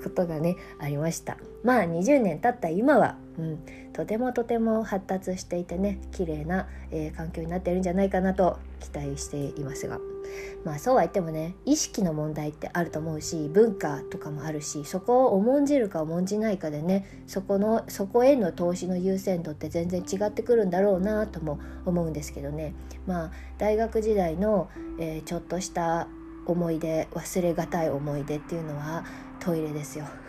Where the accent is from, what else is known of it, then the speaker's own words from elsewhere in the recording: Japan; moved away as an adult; also born or lived in China; 18歳までね日本で普通に日本の教育を受けてあの日本人として育ってきた